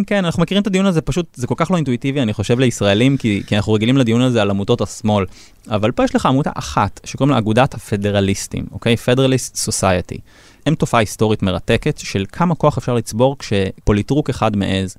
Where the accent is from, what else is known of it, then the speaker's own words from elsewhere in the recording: Israel; לנו כישראלים